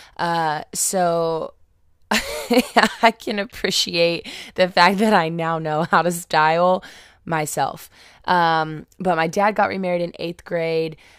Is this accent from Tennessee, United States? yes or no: no; Indianapolis, Indiana, United States; I was born and raised in Indianapolis